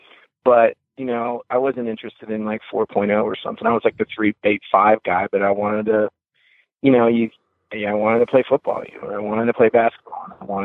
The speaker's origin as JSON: {"language": "English", "region": "West Virginia", "country": "United States", "tie": "born there", "said": "I was born in West Virginia."}